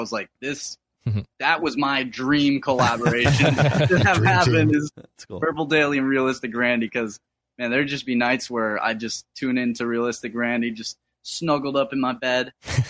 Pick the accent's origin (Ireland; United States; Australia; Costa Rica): United States; East Coast; He was born and raised in Minnesota and moved out here to the East Coast where I was born.